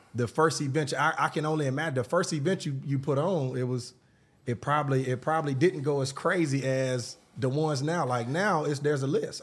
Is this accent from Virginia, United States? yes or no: no; Atlanta, Georgia, United States; I'm from Atlanta